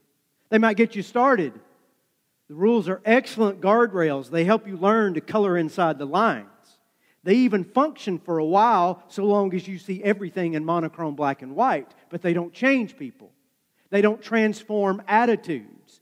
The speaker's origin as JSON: {"language": "English", "area": "just south of Dayton", "region": "Tennessee", "country": "United States", "tie": "born or raised there", "moved": "yes", "said": "Dayton, Tennessee is just north of where I grew up"}